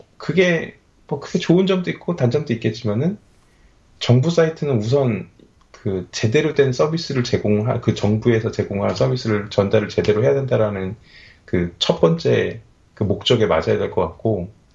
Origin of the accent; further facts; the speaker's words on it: South Korea; moved away as an adult; now in Australia; 제가 한국에 있을 때는 어렸을 때부터 살았기 때문에